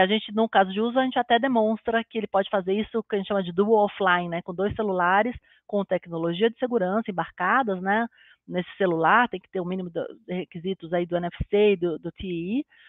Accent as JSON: {"language": "Portuguese", "country": "Brazil", "said": "a gente como brasileiro"}